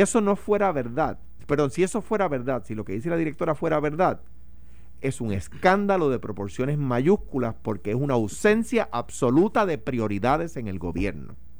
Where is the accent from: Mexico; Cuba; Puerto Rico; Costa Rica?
Puerto Rico; a los puertorriqueños. En eh, particular a los latinos en general, pero, pero con nosotros en particular